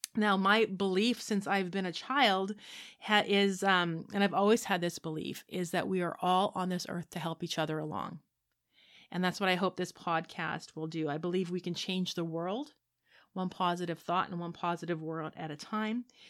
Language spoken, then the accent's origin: English; Saskatchewan, Canada; I grew up in Saskatchewan. I was a farm kid